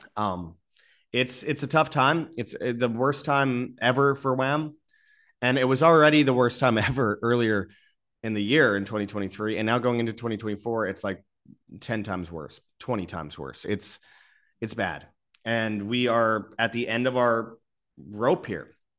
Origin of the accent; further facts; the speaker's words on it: Canada; now in Mexico; I live in Mexico. I'm a Canadian